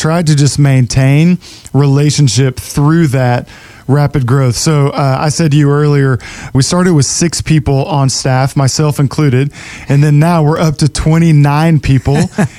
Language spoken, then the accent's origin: English; Dallas, Texas, United States; moved away as an adult; now in South Florida, United States; My wife and I, we moved down here back in 2004, and I'm from Dallas, Texas, thus